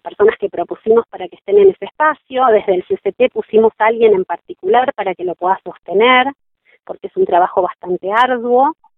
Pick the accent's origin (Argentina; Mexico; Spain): Argentina; Junín, Buenos Aires Province; moved away as an adult; now in Bariloche, Argentina; yo nací en Junín, provincia de Buenos Aires, patria sojera. Eh, crecí allí, hice hasta mi secundario